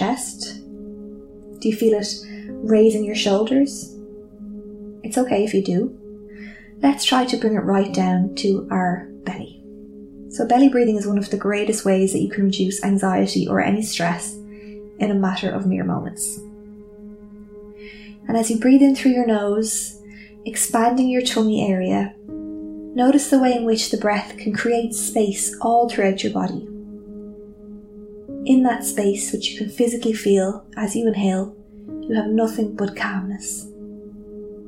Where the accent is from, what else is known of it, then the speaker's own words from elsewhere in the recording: Ireland; I am Irish too